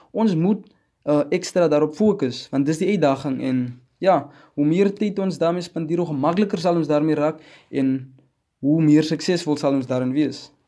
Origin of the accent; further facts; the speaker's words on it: Wegdraai community, 100 km outside Upington, Northern Cape, South Africa; ek is van Wegdrye Gemeenskap 100 km buite Appington